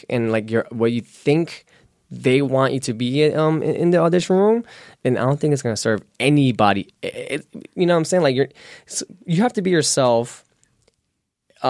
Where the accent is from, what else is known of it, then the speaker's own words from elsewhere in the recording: New York City, New York, United States; accent: New York; moved away; I'm born and raised in Queens, New York, so when I talk, I have a New York accent that comes out sometimes